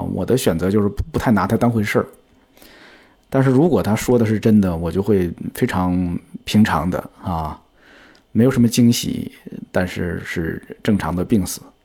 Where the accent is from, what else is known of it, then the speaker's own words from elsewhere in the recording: China; 我的家乡其实是在 天津跟河北交界的一个地方， 所以我从小就见过很多乡村里边的葬礼